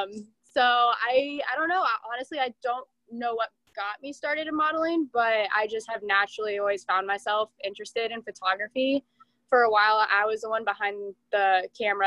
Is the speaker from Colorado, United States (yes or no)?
yes; Colorado, United States; moved away as an adult; now in Florida, United States; I'm actually from Colorado. So I moved to Florida about 2.5 years ago